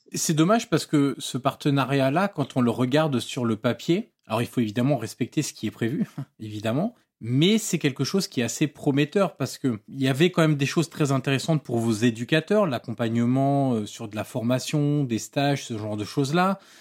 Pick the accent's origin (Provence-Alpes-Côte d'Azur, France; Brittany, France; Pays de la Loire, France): Provence-Alpes-Côte d'Azur, France; Marseille; En tant que Marseillais